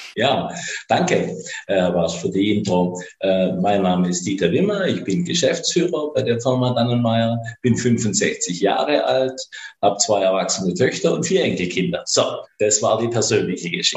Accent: Swabia, Baden-Württemberg, Germany; accent: Swabian; Und ich kann meinen schwäbischen Akzent ja nicht unterdrücken. Ich bin halt mhm. Schwabe

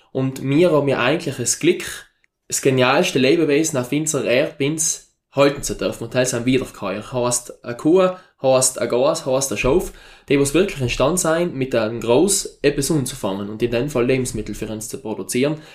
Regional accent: South Tyrol, Italy; Vollkostendeckung bei uns in Südtirol mit den klar strukturierten Betrieben ist sehr, sehr schwierig in der Viehwirtschaft

